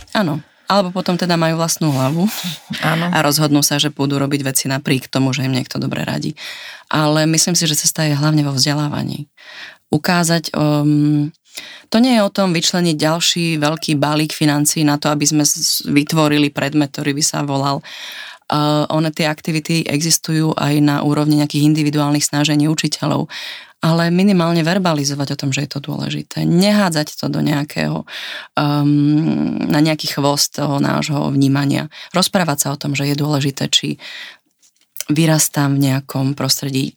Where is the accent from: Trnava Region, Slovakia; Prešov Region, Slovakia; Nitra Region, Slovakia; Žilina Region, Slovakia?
Žilina Region, Slovakia; Martin; also born or lived in Prague; now in Vienna, Austria; ja vlastne pochádzam z Martina